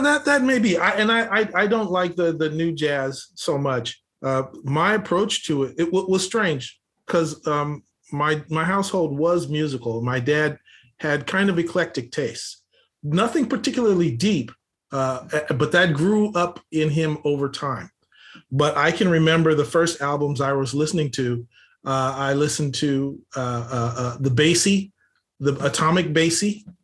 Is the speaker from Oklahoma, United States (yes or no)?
no; Los Angeles, California, United States; I grew up here in Los Angeles, uh, oldest of five kids